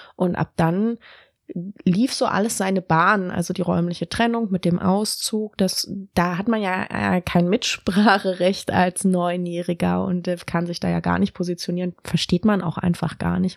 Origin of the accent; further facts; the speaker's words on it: Berlin, Germany; moved away as an adult; also born or lived in Tübingen; ich bin tatsächlich in Berlin geboren, in Grunewald habe ich gewohnt, dann in Zehlendorf, Charlottenburg, Schöneberg und Kreuzberg. Also schon ein richtiges Westberliner Kind